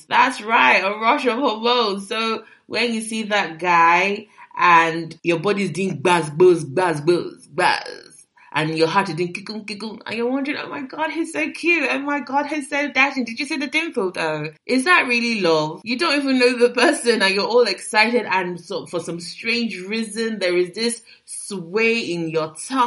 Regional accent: Nigeria; I'm a Nigerian girl

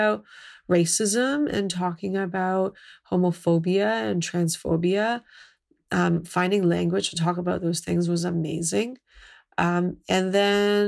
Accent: Mississauga, Ontario, Canada; I grew up in a suburb of Toronto, on the edge of Mississauga

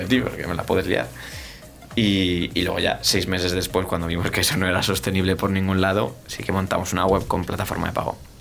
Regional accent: Spain; somos los españoles

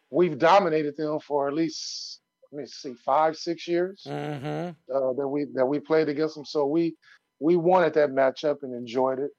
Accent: California, United States; I grew up on the West Coast

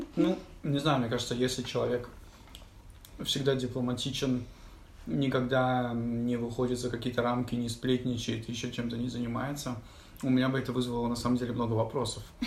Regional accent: Moscow, Russia; moved away as an adult; also born or lived in England / China; я родился в Москве, пошел, поехал, уехал в Англию учиться в университет

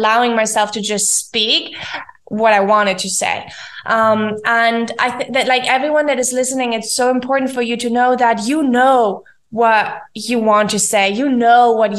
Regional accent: Germany; moved away as an adult; also born or lived in Argentina; I'm from Germany, but I lived in Argentina already.

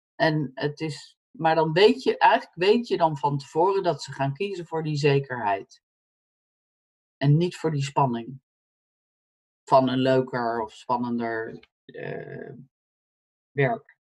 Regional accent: Netherlands; moved away as an adult; also born or lived in United States; als Nederlander

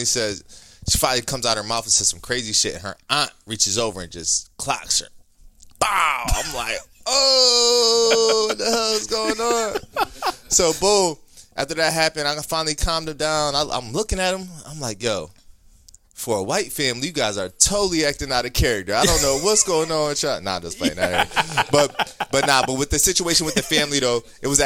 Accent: Ohio, United States; moved away; I'm originally from Ohio

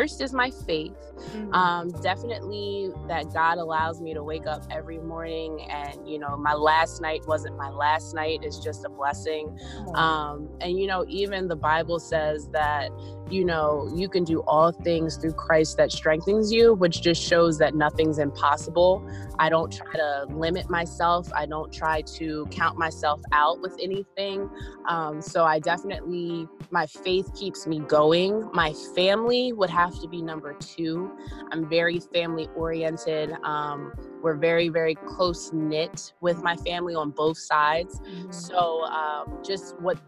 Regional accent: Philadelphia, Pennsylvania, United States; I'm from Philadelphia, Pennsylvania.

